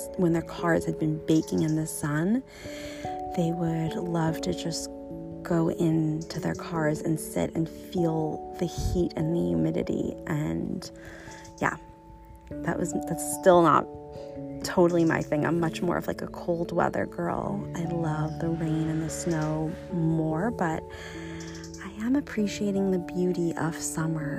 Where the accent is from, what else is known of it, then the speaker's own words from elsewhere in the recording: United States; moved away as an adult; now in Copenhagen, Denmark; living abroad in Copenhagen as an American